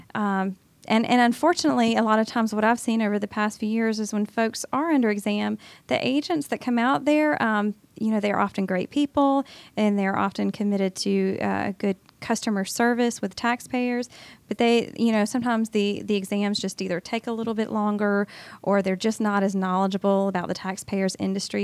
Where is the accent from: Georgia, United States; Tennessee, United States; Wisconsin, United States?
Georgia, United States; Augusta; moved away as an adult; now in Atlanta, United States; my hometown of Augusta